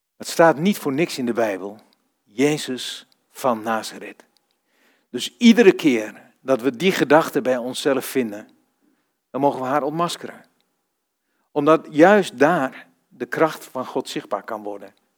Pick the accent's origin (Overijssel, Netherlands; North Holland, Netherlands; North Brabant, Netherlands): Overijssel, Netherlands; Vroomshoop; moved away; also born or lived in Almelo / Rotterdam / Zevenaar / Duiven; Ik kom uit Vroomshoop